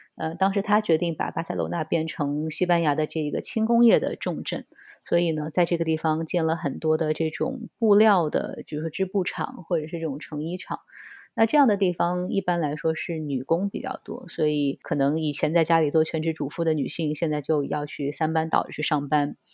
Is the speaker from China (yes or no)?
yes; China; moved away as an adult; now in Barcelona, Spain; 作为中国人来说